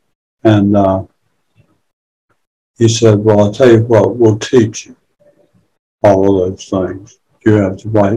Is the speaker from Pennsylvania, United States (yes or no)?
no; near Fayetteville, Eastern North Carolina, United States; I grew up in Eastern North Carolina, close to Fayetteville, and part of my life in Fayetteville. And I came from a small town just south of there